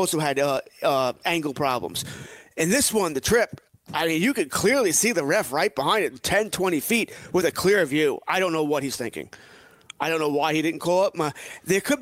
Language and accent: English; Elmont, New York, United States; I grew up in Elmont, about maybe 2-3 miles from the track.